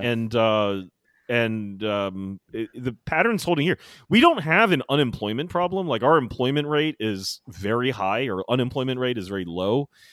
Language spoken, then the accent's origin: English; Taiwan; moved away; I was from Taiwan